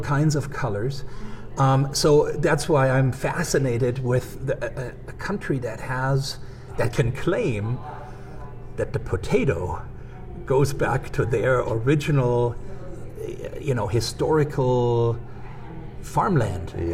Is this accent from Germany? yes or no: yes; Germany; moved away as an adult; now in Missoula, United States; growing up in Germany